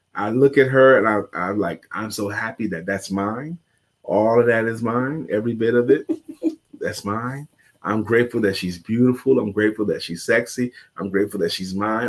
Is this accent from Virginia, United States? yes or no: no; New York City, New York, United States; I grew up in New York City, Brooklyn